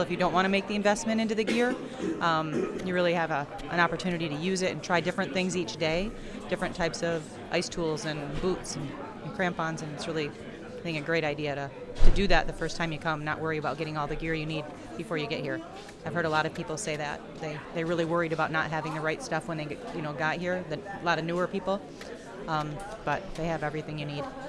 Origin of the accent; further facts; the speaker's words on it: Muskegon, Michigan, United States; I'm from Muskegon, Michigan